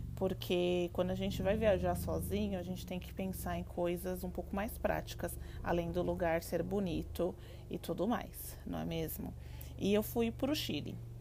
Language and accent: Portuguese; Brazil; eu sou brasileira